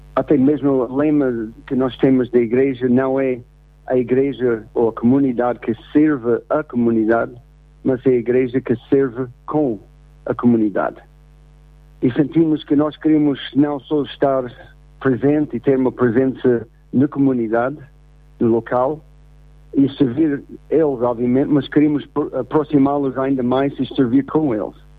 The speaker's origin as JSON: {"language": "Portuguese", "country": "United States", "first_language": "English", "second_language": "Portuguese", "moved": "yes", "lives_now": "Portugal", "said": "sendo americano, uh, tenho aprendido muito sobre a minha própria língua inglês através do português"}